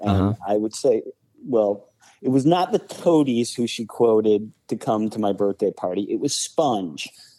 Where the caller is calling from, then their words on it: Cincinnati, Ohio, United States; I'm calling in from Cincinnati.